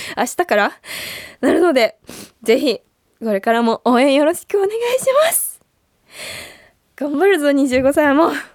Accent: Gifu, Japan; 私の地元である岐阜県

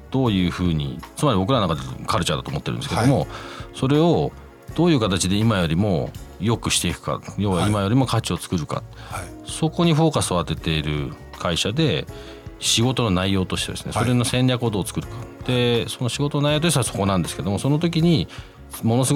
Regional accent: United Kingdom; 僕12歳から25歳までイギリスで育ったんで

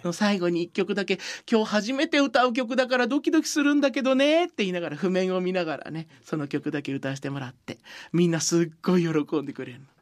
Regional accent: Sukumo, Kochi, Japan; 僕のふるさとの高知県

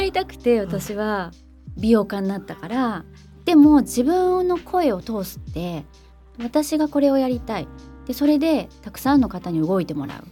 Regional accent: Tokyo, Japan; 私も東京以外とか、その、生まれ育ったところ以外って考えたことなかった

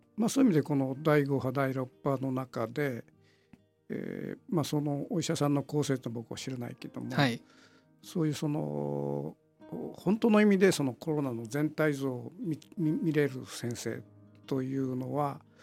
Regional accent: Kitakyushu, Fukuoka, Japan; 福岡県の門司港なんですよ

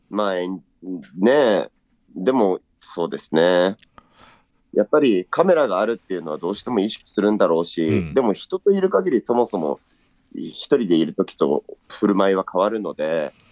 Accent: Saitama, Japan; also born or lived in Asaka; 埼玉市、旧浦和市なんです。

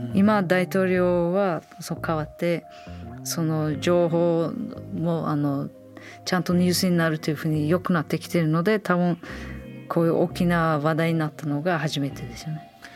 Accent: Samarkand, Samarqand Region, Uzbekistan; 私のふるさとサマルカンド

